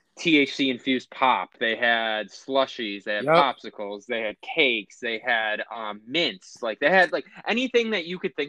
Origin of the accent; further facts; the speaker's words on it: Buffalo, New York, United States; except for I was born in Buffalo, New York.